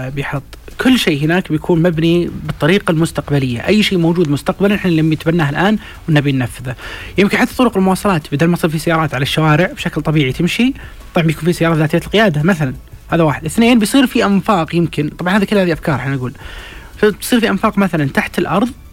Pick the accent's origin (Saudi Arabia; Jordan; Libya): Saudi Arabia; احنا كسعوديين